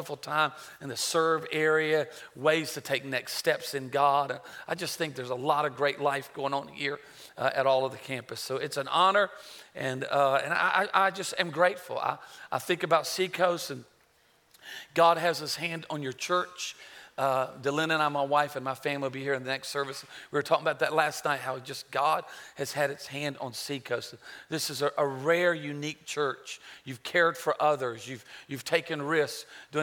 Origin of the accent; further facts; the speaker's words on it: Myrtle Beach, South Carolina, United States; also born or lived in Charlotte, North Carolina; I was born in Charlotte, raised in Myrtle Beach